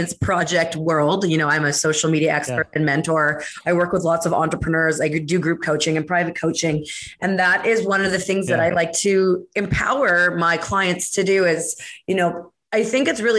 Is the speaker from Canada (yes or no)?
yes; Canada; being Canadian